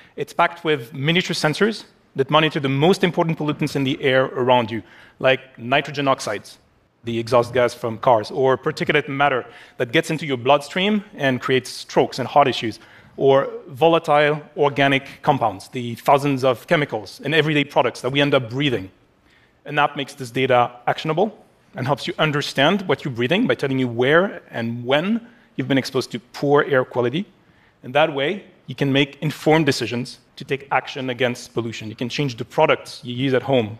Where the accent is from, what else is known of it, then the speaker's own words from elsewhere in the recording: Paris, Île-de-France, France; my hometown of Paris